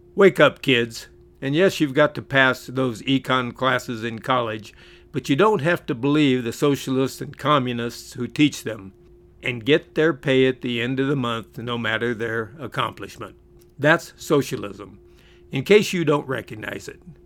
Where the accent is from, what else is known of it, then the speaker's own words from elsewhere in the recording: California, United States; where I grew up in California